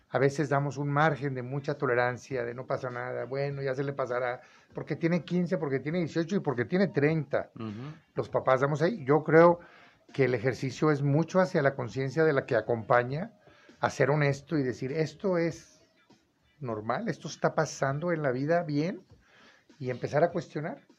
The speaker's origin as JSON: {"language": "Spanish", "country": "Mexico", "said": "en todo el mundo hay esto y los payasos somos los mexicanos, ya hasta el gobierno está dando permiso."}